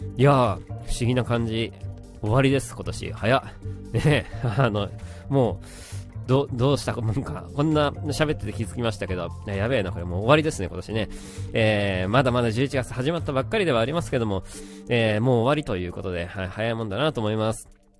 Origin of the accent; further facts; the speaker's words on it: Kanagawa, Japan; 神奈川の出身